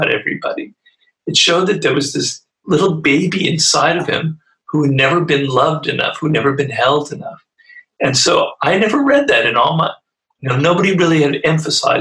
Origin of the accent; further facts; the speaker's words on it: Los Angeles, California, United States; I come from Los Angeles